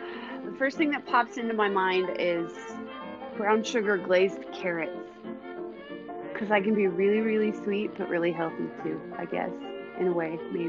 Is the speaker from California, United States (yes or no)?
no; Washington, United States; I grew up in Washington State, so we'd go up to Mount Rainier.